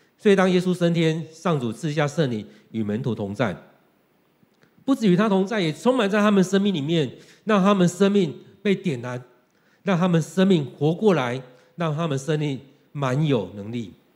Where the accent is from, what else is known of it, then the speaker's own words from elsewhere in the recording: Taiwan; 用我们台湾人来讲的话，就是从台北到全台湾